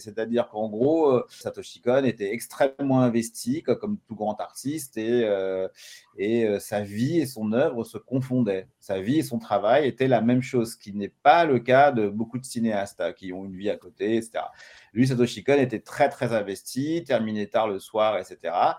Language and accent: French; France; je suis français